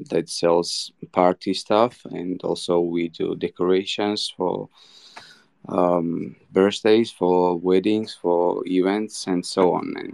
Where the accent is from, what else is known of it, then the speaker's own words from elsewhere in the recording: Georgia; English is a second language; I'm 29 years old. I'm from Georgia.